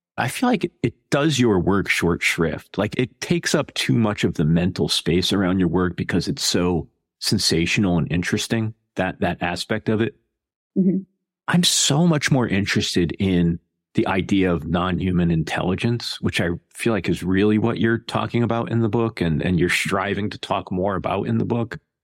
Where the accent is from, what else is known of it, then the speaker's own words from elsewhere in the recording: Connecticut, United States; moved away; I'm from Connecticut originally, and I was a child, sort of the 70s and 80s